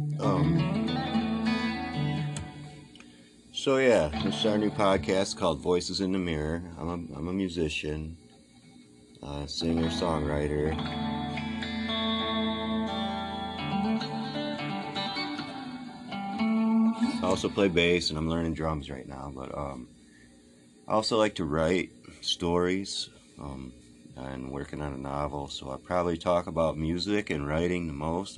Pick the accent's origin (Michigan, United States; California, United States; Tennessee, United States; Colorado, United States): Michigan, United States; Detroit; also born or lived in Pontiac, Michigan; I am from Detroit, Michigan.